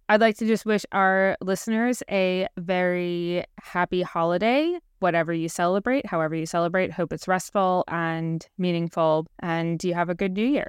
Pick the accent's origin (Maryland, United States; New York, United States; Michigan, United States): New York, United States; New York City; as a New Yorker